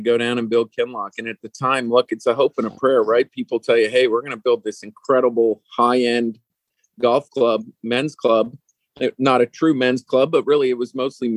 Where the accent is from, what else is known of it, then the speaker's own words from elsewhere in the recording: Toronto suburbs, Ontario, Canada; moved away as an adult; also born or lived in Whistler, British Columbia; I'm originally from the Toronto suburbs